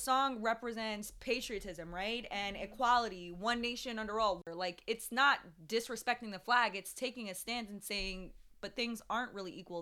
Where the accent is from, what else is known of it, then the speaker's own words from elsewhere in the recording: Jamaica; I was born in Jamaica, but I, I'm I'm black.